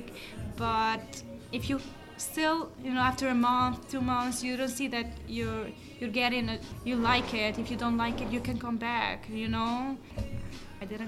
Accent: Peja, Kosovo; English is a second language; moved away as an adult; also born or lived in Pristina, Kosovo; now in New York, United States; I'm from the Opeia. It's a city in Kosovo.

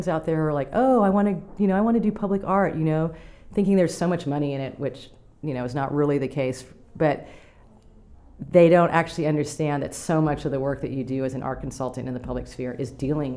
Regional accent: New York City, New York, United States; moved away; I'm from New York City, I lived in an apartment building

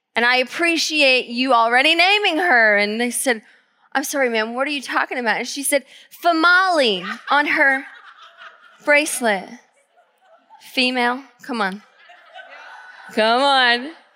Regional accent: Georgia, United States; now in Tacoma, United States; I grew up in Georgia.

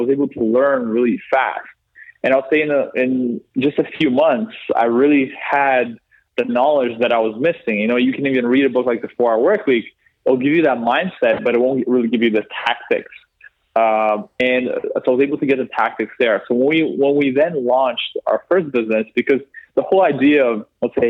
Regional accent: Canada; moved away as an adult; now in London, United Kingdom; we're from Canada

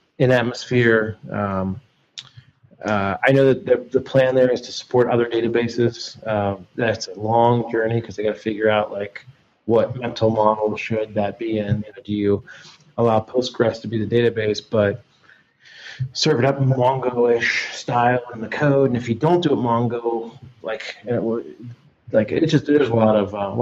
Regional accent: Northeast Ohio, United States; I'm from Northeast Ohio

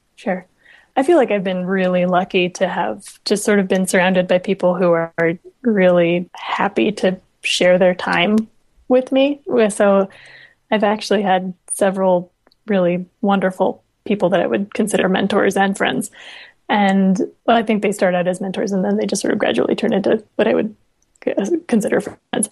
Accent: Los Alamos, New Mexico, United States; I grew up in Los Alamos, New Mexico

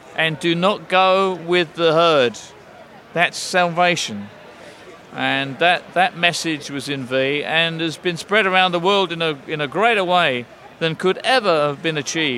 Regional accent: England, United Kingdom; as an Englishman

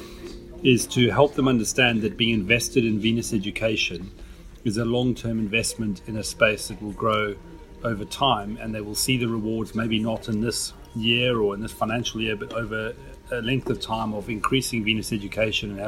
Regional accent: South Africa; first language English; now in England; as an English-speaking person from South Africa

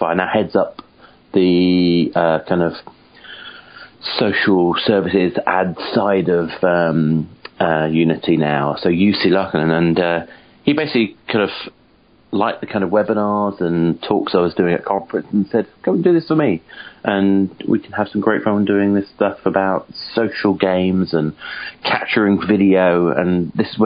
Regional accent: United Kingdom; I'm a Brit

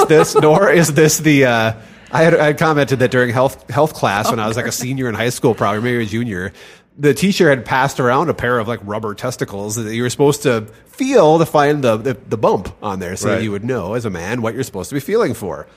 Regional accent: United States; We're American.

